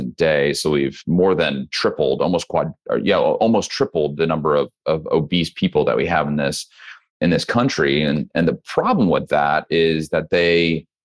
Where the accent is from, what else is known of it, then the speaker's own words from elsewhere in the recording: Midwest, United States; moved away as an adult; now in Texas, United States; I'm originally from the Midwest kid. So did not grow up in Texas